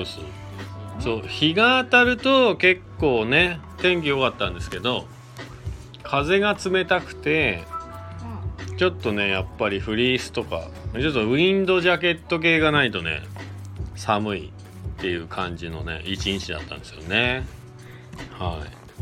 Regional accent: Shizuoka, Japan; now in Hakuba, Japan; 僕は、あの、正直、静岡県出身なんで、あの、給食でクジラの肉も出たし

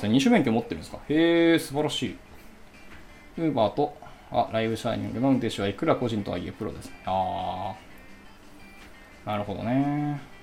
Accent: Hiroshima, Japan; 私はあの広島出身なんですけど

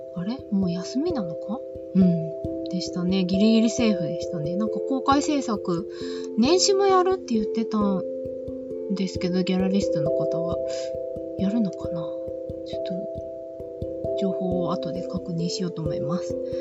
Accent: Shizuoka, Japan; 私も静岡の出身なので

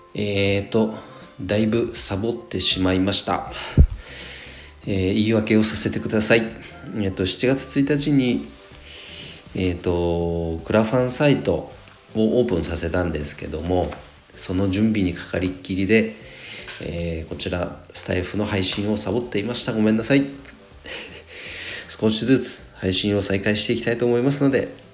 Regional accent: Nagano, Japan; 地元僕長野

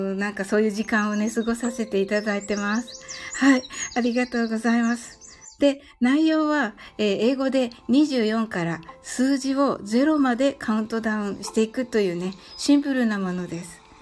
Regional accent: Kyushu, Japan; 私はね、あの、九州人

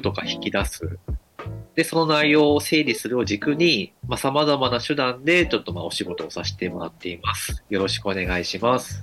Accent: Kagoshima, Japan; 鹿児島生まれ、鹿児島育ち

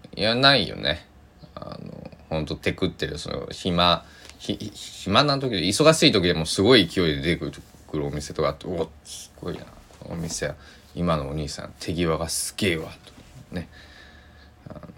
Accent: Kochi, Japan; 僕の地元にもすき家あるんですけどあのえー、僕はそんな二十歳とかそれぐらいまではなかったんでえー、吉野家とはすき家っていうものはとあの都会の食べ物まあ高知市内まで出ていかなくちゃ食べれない

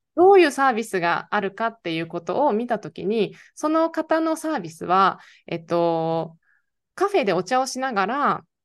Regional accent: Niigata, Japan; moved away as an adult; もともと新潟の米農家出身

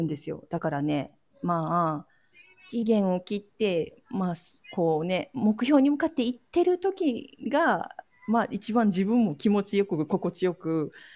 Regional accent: Ehime, Japan; born or raised there; now in Kochi, Japan

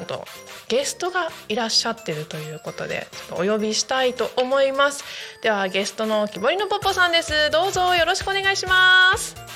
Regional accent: Narita, Chiba, Japan; 私の地元の成田市というところ

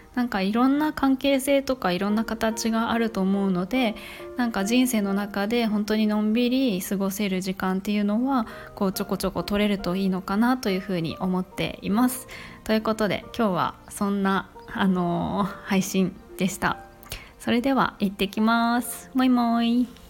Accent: Kanto, Japan; now in Kansai, Japan; 私が生まれ育ったのも関東の方

